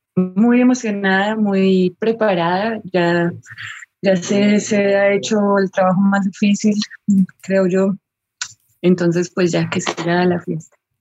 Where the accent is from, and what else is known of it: Colombia